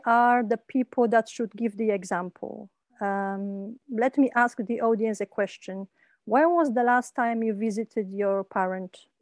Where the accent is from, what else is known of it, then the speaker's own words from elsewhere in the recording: Kraków, Lesser Poland, Poland; also born or lived in England; when I came back to Poland from England. I used to live in England for 12 years